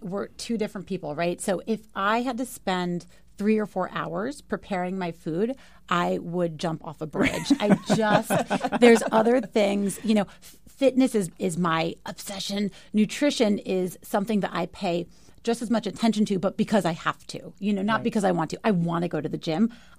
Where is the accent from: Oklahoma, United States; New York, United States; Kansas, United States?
New York, United States; New York City; I am a New Yorker.